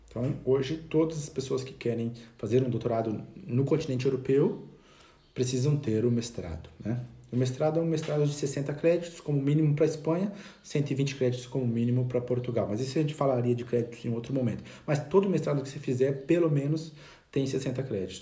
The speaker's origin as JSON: {"language": "Portuguese", "country": "Brazil", "moved": "as an adult", "lives_now": "Spain", "said": "logo que eu saí do Brasil, terminei o curso"}